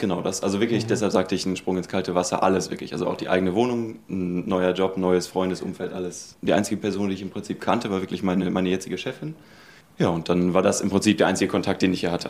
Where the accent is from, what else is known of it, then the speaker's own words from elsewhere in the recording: Herdecke, North Rhine-Westphalia, Germany; moved away as an adult; now in Hamburg, Germany; Ich bin also gebürtig in Herdecke, das ist quasi mitten in Nordrhein-Westfalen, so Richtung Hagener Ecke, so ein bisschen, ein bisschen südlich. Bin da auch aufgewachsen in der Ecke